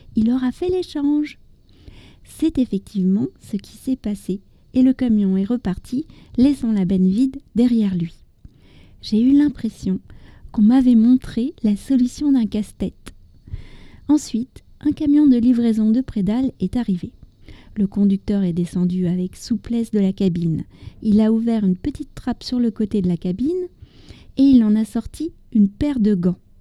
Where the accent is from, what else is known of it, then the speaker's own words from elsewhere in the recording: France; also born or lived in near Paris; je suis française, j'habite près de Paris